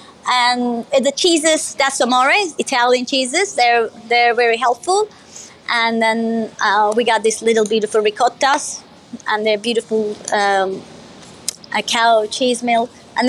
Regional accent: Izmir, Turkey; Well, I was born in Izmir, but my dad is Libyan. So I have a little bit of Middle Eastern in me as well, Libyan. So we grew up Izmir.

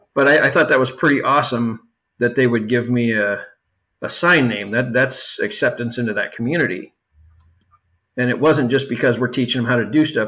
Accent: Yuma, Arizona, United States; moved away; also born or lived in Southern California; I grew up in in Southern California and down in Yuma, Arizona, for the most part

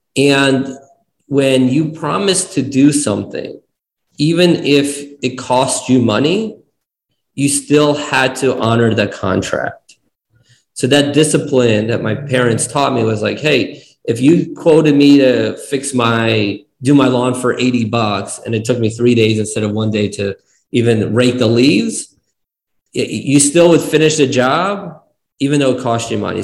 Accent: East Coast, United States; born or raised there; moved away as an adult; also born or lived in Kyiv, Ukraine / New Jersey / Nevada; now in Arizona, United States

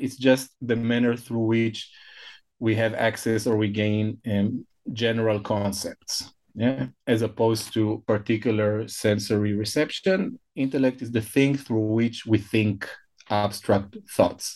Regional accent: Israel; first language Hebrew; English is a second language; I was born and I grew up in, in Israel

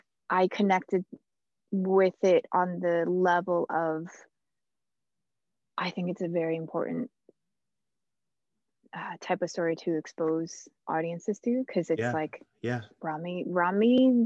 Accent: New Jersey, United States; I grew up in New Jersey, but in a different part of New Jersey.

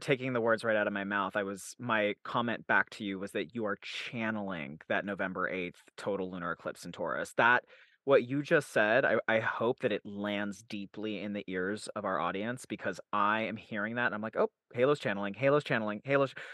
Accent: Utah, United States; also born or lived in Salt Lake City, Utah; I was raised in Salt Lake City, Utah, and then I was I grew up in a place called the Cove, which is in Utah County

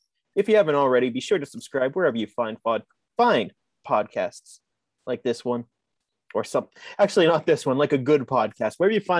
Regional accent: Pittsburgh, Pennsylvania, United States; Pierogies are good. I'm from Pittsburgh.

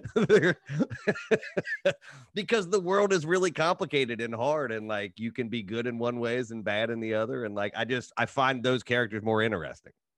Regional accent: Appalachia, United States; I'm from Appalachia

